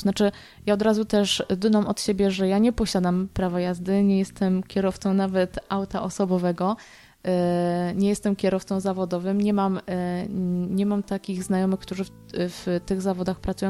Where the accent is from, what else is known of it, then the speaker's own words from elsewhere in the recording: Kutno, Łódź Voivodeship, Poland; mieszkańcy mojego rodzinnego miasta